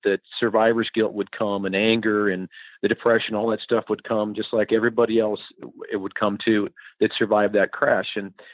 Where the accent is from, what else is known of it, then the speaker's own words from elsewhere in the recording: Madison, South Dakota, United States; moved away; growing up in Madison, population 7,000 or so